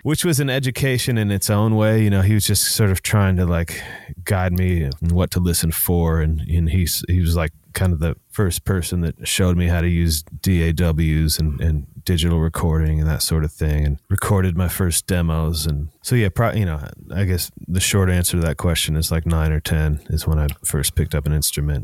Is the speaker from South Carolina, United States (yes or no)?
no; Seattle, Washington, United States; a nineties kid, you know, growing up in Seattle